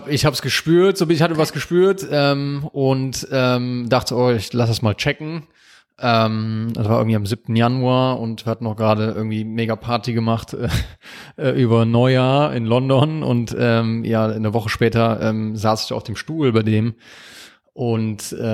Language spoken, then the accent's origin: German; Aachen, North Rhine-Westphalia, Germany; Aus Aachen.